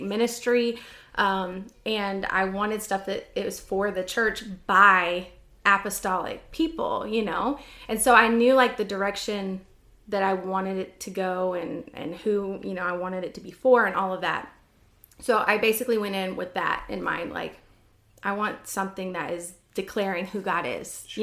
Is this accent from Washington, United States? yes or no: yes; Washington, United States; I grew up in Washington State.